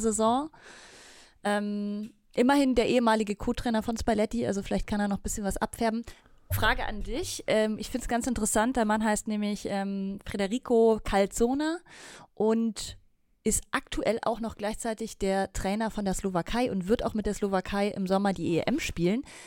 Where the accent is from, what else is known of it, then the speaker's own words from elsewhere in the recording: Bavaria, Germany; bei uns in Bayern